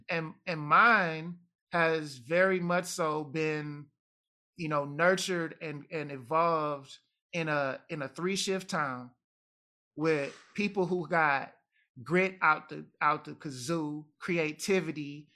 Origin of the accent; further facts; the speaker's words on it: Detroit, Michigan, United States; also born or lived in Jamaica; I'm Detroit American